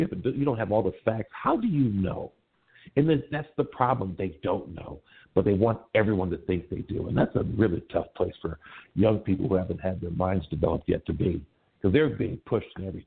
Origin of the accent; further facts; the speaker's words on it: Milwaukee, Wisconsin, United States; now in Los Angeles, United States; I'm from back east, man. I was born in Milwaukee